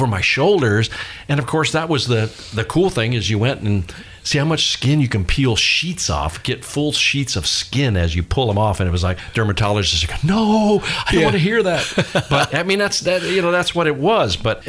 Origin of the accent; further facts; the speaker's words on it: Miami Beach, Florida, United States; moved away; growing up in Miami mm-hmm. Beach yeah. as a young child.